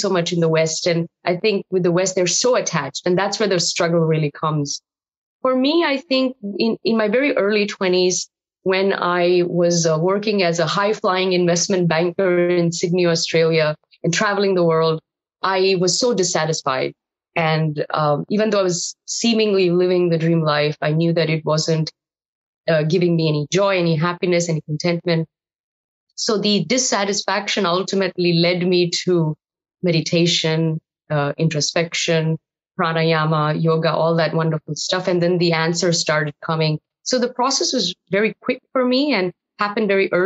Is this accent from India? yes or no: yes; India; now in Los Angeles, United States; being Indian